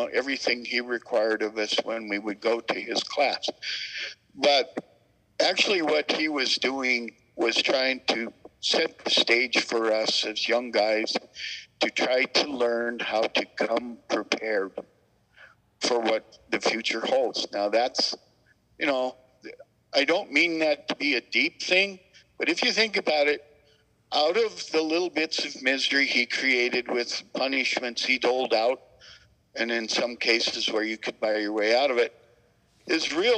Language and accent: English; Butte, Montana, United States; born or raised there